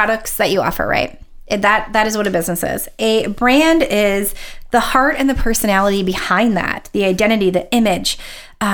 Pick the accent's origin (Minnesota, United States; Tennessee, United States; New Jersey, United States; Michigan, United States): Minnesota, United States; accent: Minnesotan; I just sounded very Minnesotan